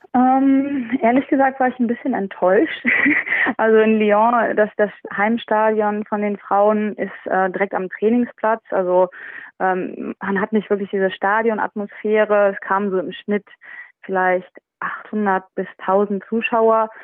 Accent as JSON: {"language": "German", "town": "Düsseldorf", "region": "North Rhine-Westphalia", "country": "Germany", "tie": "born or raised there", "also_born_or_lived": "France", "moved": "as an adult", "lives_now": "England", "said": "meine Heimat ist ja trotzdem Düsseldorf und meine Familie noch da lebt"}